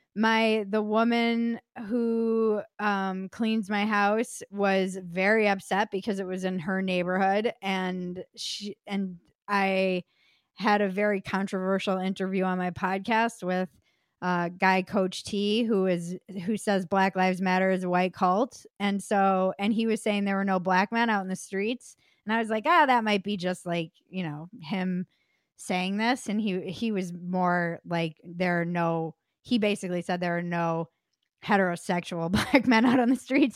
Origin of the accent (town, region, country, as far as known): United States